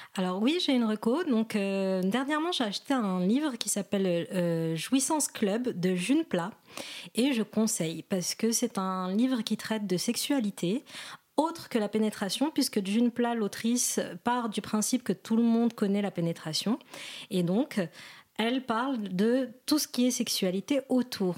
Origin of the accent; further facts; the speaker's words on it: Morocco; je suis marocaine